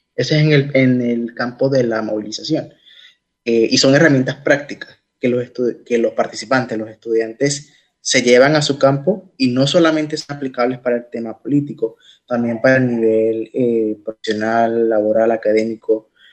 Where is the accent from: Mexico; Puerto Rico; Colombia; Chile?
Puerto Rico; en mi país